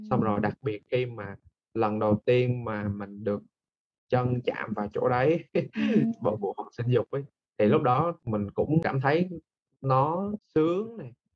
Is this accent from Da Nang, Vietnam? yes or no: yes; Da Nang, Vietnam; now in Ho Chi Minh City, Vietnam; mình là người Đà Nẵng và mình đang đang làm việc tại thành phố Hồ Chí Minh